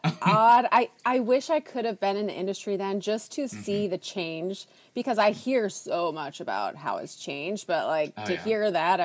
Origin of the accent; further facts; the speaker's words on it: Minnesota, United States; So I grew up in Minnesota.